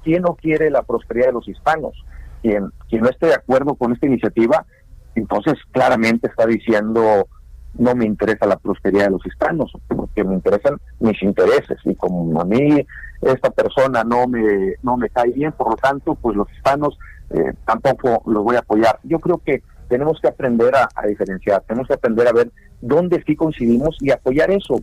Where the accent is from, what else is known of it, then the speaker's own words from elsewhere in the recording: Mexico; now in United States; más del 70% somos mexicanos